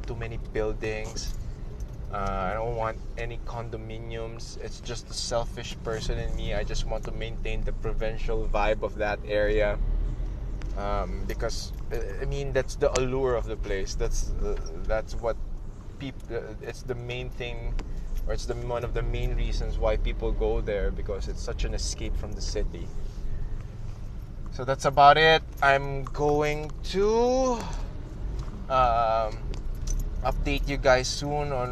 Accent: Philippines; my country, in my hometown, in my homeland

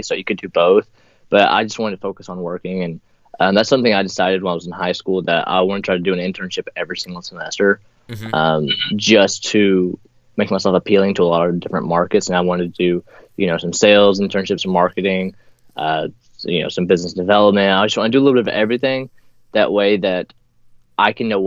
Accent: Pottsboro, Texas, United States; moved away as an adult

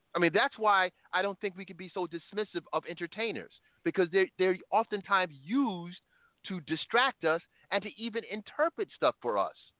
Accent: the North, United States; as a Northerner

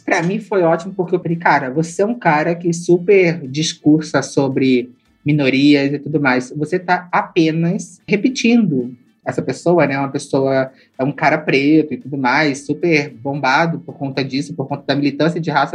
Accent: Rio de Janeiro, Brazil; Eu sou uma mina preta que cres, cresci no Alemão, é, no Complexo Alemão aqui do Rio de Janeiro. Meu pai veio de Pernambuco para o Rio

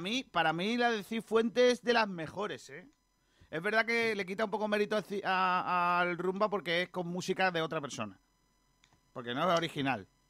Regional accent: Benagalbón, Andalusia, Spain; ese es mi pueblo

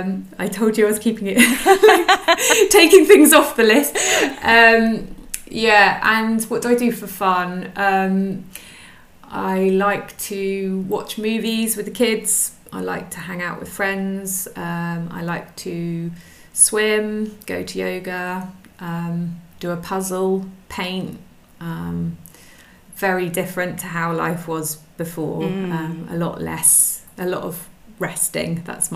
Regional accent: South West England, United Kingdom; also born or lived in Suffolk / Brighton / London; now in France; I'm originally from the UK, from England. I grew up I've moved around quite a lot. So I was born in Suffolk and then spent most of my sort of teenage life in the West Country

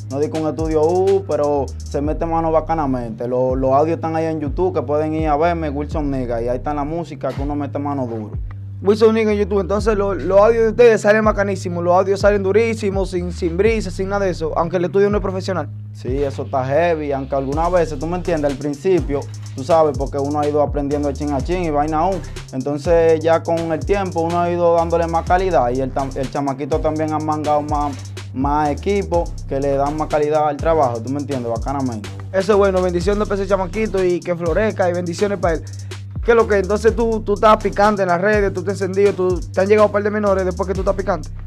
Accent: Neiva, Huila, Colombia; yo soy aquí de Neiva, mi loco, yo nacido y criado aquí en Neiva.

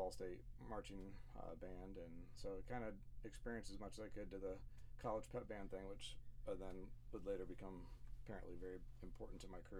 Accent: Elkhart, Indiana, United States; Okay, I'm from Elkhart. I grew up at Elkhart. I've born and raised here.

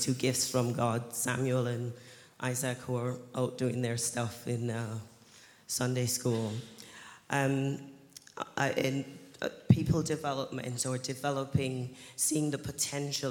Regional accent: Jamaica; now in United Kingdom; I was born here in the UK, but I grew up in Jamaica

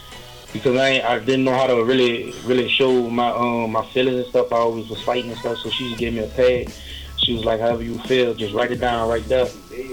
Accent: New Orleans, Louisiana, United States; now in Alabama, United States; I'm from New Orleans.

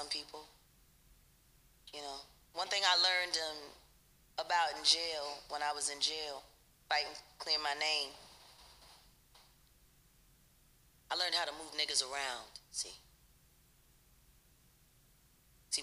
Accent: Philadelphia, Pennsylvania, United States; I'm from North Philly.

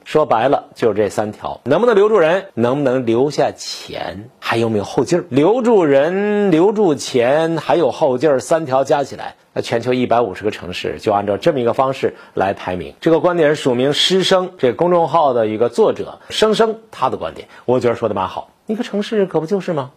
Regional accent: Beijing, China; also born or lived in Heilongjiang; 作为北京人

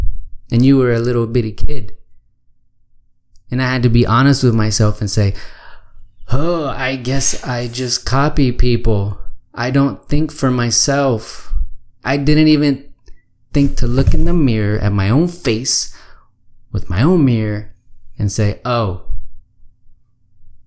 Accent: Austin, Texas, United States; moved away as an adult; I grew up here in Austin. And I thought it would be cool to come back here

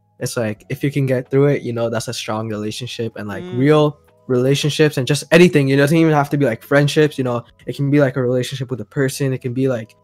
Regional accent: Montreal, Quebec, Canada; now in Toronto, Canada; I'm from Montreal, but like, the thing is, like, English has always been my preferred language.

